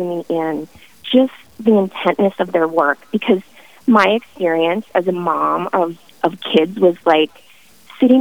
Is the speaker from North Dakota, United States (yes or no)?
yes; Bismarck, North Dakota, United States; I was raised in Bismarck